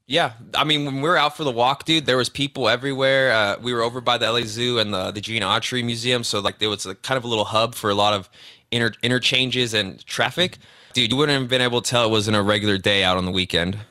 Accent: Cudahy, California, United States; also born or lived in Downey, California; I grew up in Cudahy, born in Downey, Los Angeles, Southeast Los Angeles area

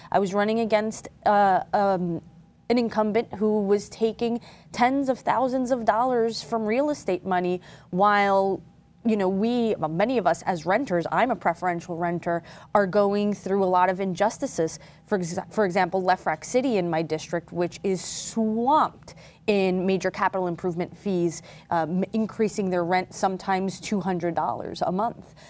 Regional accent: New York City, New York, United States; the corner of the planet where I was born, where I was raised, where I still live.

